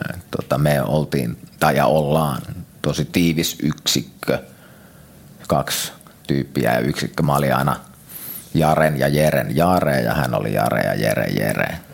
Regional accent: Lahti, Päijät-Häme, Finland; also born or lived in Vantaa; muistaakseni 6-7-vuotiaan me muutettiin Lahteen.

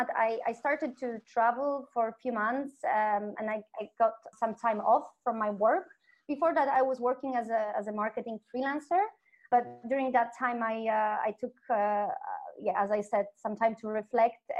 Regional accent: Kraków, Lesser Poland, Poland; moved away as an adult; now in Mexico; I'm from Kraków, in the south part of Poland, second biggest city

